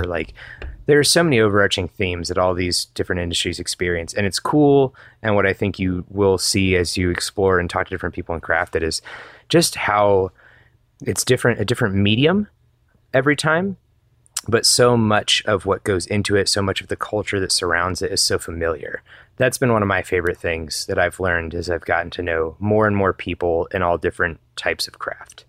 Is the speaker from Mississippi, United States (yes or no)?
no; Georgia, United States; also born or lived in Atlanta / Wheat Ridge, Colorado; now in Denver area, United States; I grew up in Georgia